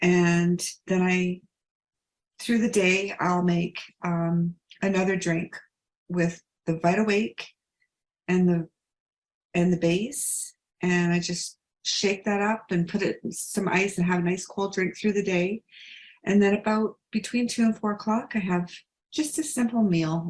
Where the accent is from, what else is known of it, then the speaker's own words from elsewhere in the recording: Calgary, Alberta, Canada; I am from Calgary, Alberta, Canada